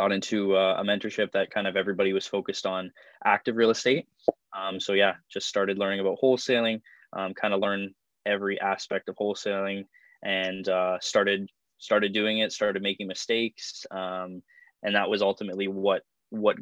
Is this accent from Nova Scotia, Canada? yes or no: no; Niagara Falls, Ontario, Canada; born and raised in Niagara Falls, Ontario.